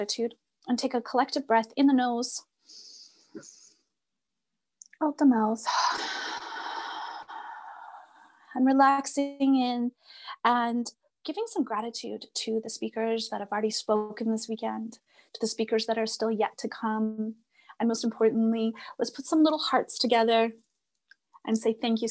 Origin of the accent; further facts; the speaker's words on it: Red River settlement area, Manitoba, Canada; moved away; I come from the Red River settlement area of the Cree and Blackfoot Nation